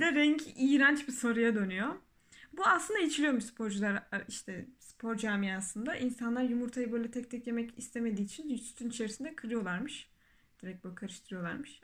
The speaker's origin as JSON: {"language": "Turkish", "region": "Adana", "country": "Turkey", "tie": "born or raised there", "said": "Adana'da hastanede doğup büyümüşüz."}